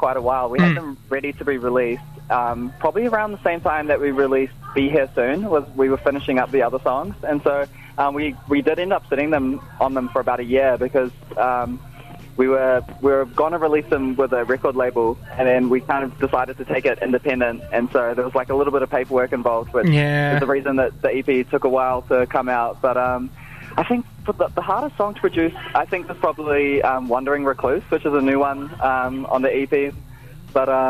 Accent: Auckland, New Zealand; I'm a producer from Tamaki Makaurau

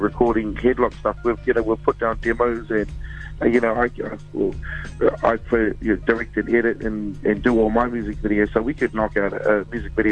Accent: Wellington, New Zealand; I'm from Wellington

